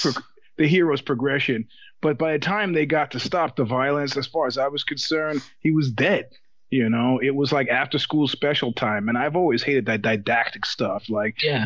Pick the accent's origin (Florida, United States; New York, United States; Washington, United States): New York, United States; now in California, United States; as a New Yorker